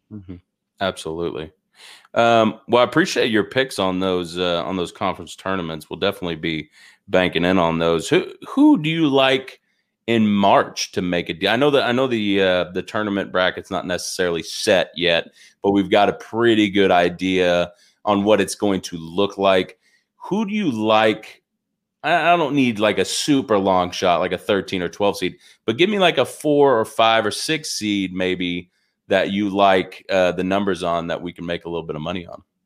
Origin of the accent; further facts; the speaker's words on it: Arkansas, United States; I am from Arkansas